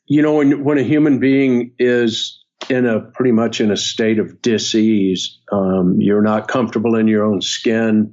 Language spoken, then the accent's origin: English; North Florida, United States; I grew up in North Florida